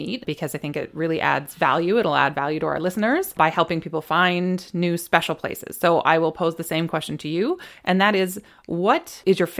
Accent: Canada; we're Canadian

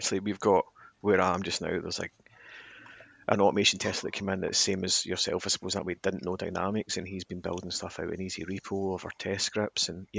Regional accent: Scotland, United Kingdom; being Scottish

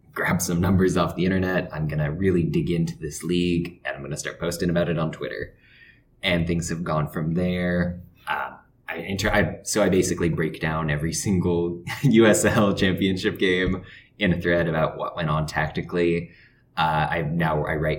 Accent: Indianapolis, Indiana, United States; moved away as an adult; also born or lived in Phoenix, Arizona; I grew up in Indianapolis

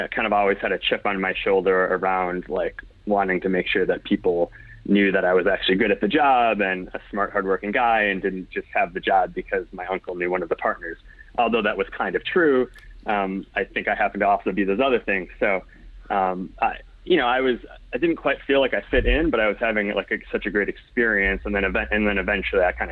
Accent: Indiana, United States; So, like I said, I came from Indiana, networked in.

